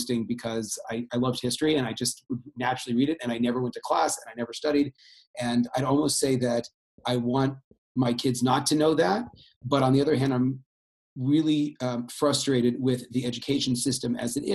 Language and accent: English; Bay Area, California, United States; I grew up in the Bay Area